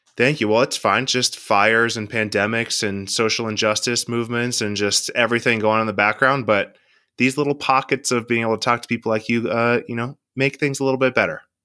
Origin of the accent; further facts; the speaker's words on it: Seattle, Washington, United States; I'm from Seattle